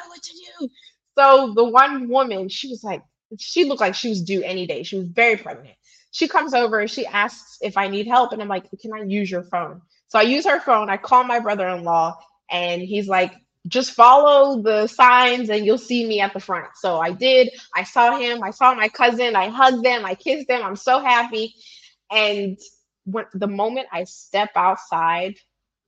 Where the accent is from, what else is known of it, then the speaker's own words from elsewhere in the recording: Pittsburgh, Pennsylvania, United States; moved away as an adult; also born or lived in California / Los Angeles; now in Enugu, Nigeria; I was born and raised in Pittsburgh, PA